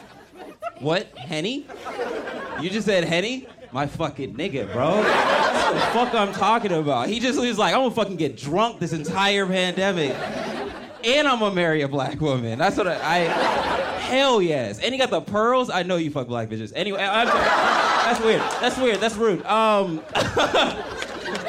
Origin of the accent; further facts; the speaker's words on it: Los Angeles, California, United States; I'm from Los Angeles, born and raised